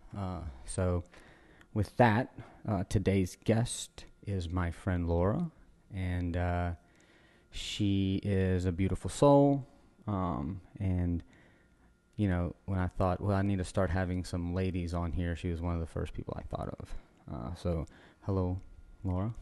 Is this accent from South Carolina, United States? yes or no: no; Louisiana, United States; also born or lived in Guatemala; I got paddled once in school when I moved from Guatemala to, like, Louisiana